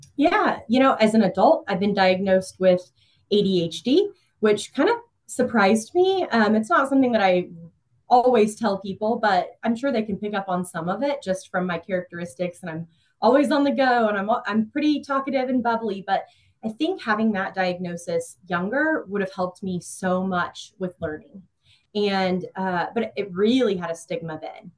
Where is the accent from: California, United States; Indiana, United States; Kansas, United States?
Kansas, United States; Emporia; also born or lived in Johnson County, Kansas; I was born and raised in Emporia, Kansas